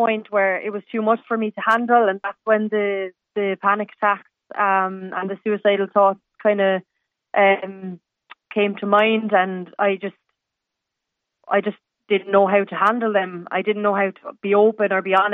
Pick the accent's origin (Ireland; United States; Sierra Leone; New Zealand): Ireland; Douglas, Munster; moved away; also born or lived in Dublin / Glasgow; me growing up in Douglas